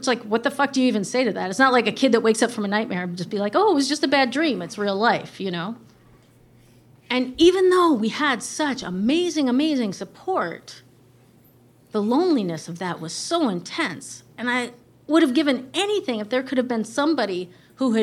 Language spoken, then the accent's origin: English; Wisconsin, United States; I'm from Wisconsin.